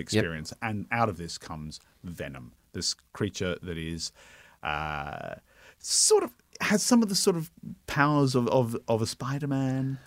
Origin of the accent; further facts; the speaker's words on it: Brisbane, Queensland, Australia; now in Melbourne, Australia; I grew up in Brisbane